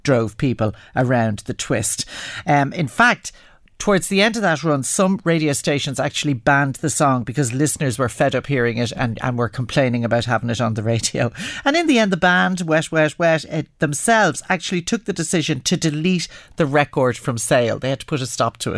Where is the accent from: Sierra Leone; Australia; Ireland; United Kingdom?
Ireland; as Irish people